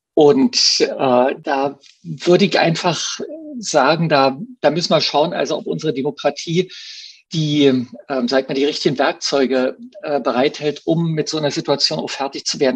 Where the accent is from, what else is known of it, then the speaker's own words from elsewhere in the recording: East Germany, Germany; ich bin ja Ostdeutscher